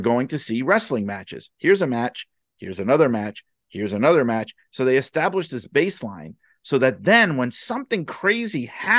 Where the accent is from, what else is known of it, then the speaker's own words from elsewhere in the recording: Northeast, United States; I grew up in the Northeast and I wasn't watching wrestling back then